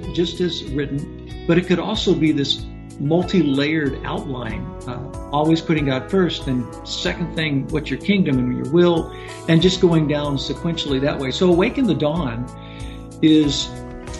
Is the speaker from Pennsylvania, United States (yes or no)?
no; Louisville, Kentucky, United States; now in Fort Smith, United States; I'm originally from Louisville, Kentucky, and I was just a kid that started playing in bands when I was 13